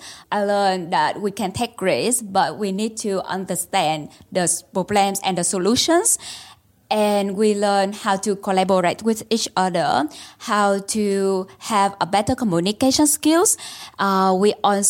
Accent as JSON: {"language": "English", "region": "Ho Chi Minh City", "country": "Vietnam", "tie": "born or raised there", "moved": "as an adult", "lives_now": "Melbourne, Australia", "said": "I grew up in Ho Chi Minh City, Vietnam"}